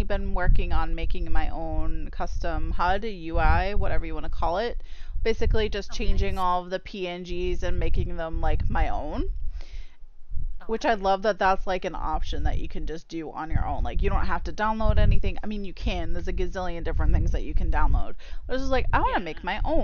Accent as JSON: {"language": "English", "region": "Massachusetts", "country": "United States", "said": "I'm from Massachusetts"}